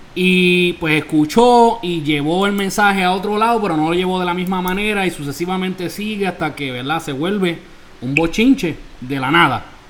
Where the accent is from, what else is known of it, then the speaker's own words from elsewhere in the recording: Isabela, Puerto Rico; now in New York, United States; mi pueblo Isabela, Puerto Rico